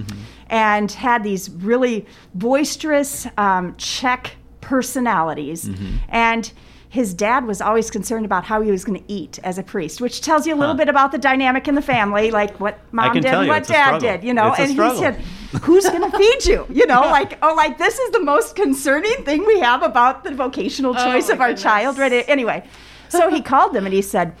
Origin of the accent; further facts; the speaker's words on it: South Dakota, United States; moved away as an adult; also born or lived in Germany; now in Davenport, United States; I came back to South Dakota and sort of went home to my parents